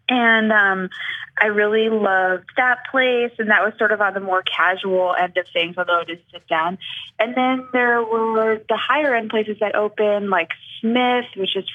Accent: Chicago, Illinois, United States; moved away; I am from Chicago

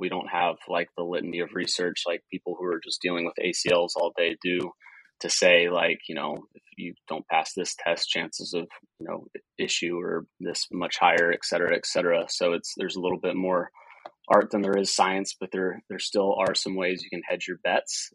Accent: Marietta, Georgia, United States; I'm originally from Marietta, Georgia, which is just a little bit northwest of Atlanta

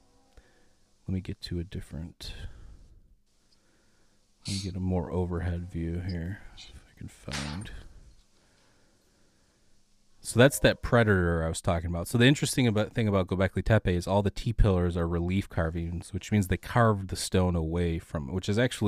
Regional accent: Michigan, United States; St. Joseph County, Michigan, my home state

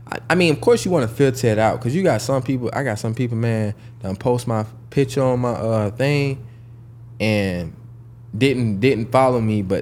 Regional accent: Jacksonville, Florida, United States; I'm actually from Jacksonville, Florida

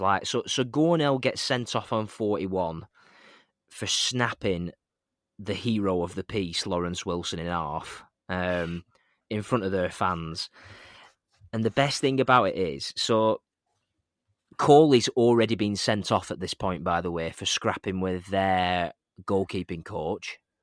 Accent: East Lancashire, North West England, United Kingdom; We're from East Lancashire.

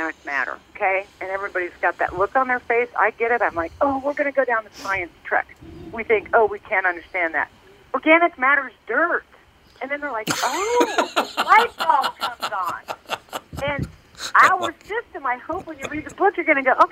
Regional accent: Lawrence, Kansas, United States; I'm just born and raised in Lawrence, Kansas

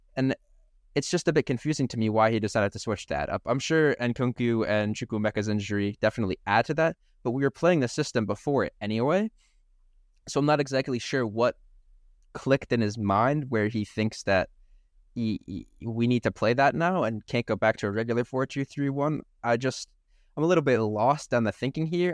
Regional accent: United States; we are American

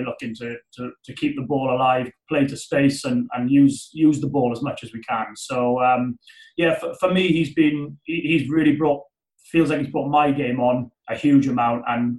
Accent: Wales, United Kingdom; So I think that's as Welsh people, we all quite like being in our comfort zone and being close to home

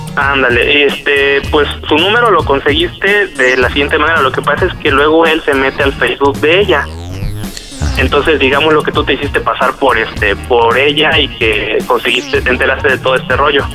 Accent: Cuautla, Morelos, Mexico; de aquí soy, originario de Cuautla.

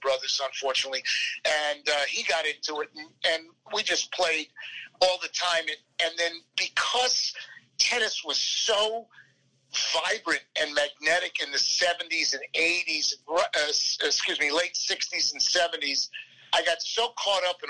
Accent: Plainview, New York, United States; moved away as an adult; also born or lived in Manhattan, New York; now in Dallas, United States; I grew up on Long Island, very proud of it, very proud to be an ex-New Yorker

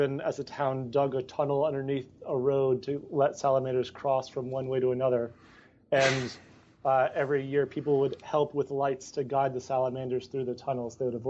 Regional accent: Amherst, Massachusetts, United States; So I grew up in a bit of a hippie town. I grew up in Amherst, Massachusetts. So that's a five college town.

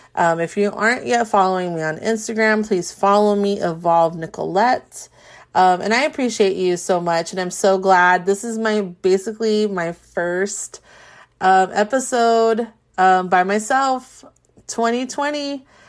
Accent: Carson, California, United States; now in Orange County, United States; I'm from the Carson area

